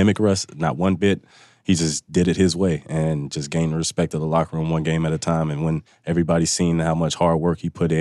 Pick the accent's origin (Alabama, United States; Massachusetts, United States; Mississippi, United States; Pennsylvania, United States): Mississippi, United States; moved away as an adult; now in Seattle, United States; growing up in Mississippi, I went to school 10 minutes from where I grew up and where I went to high school